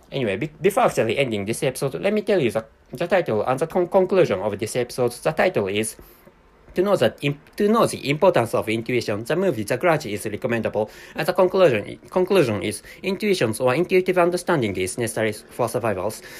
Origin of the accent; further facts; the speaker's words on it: Japan; accent: Japanese; first language Japanese; English is a second language; I'm a non-native speaker of English language and my mother tongue is Japanese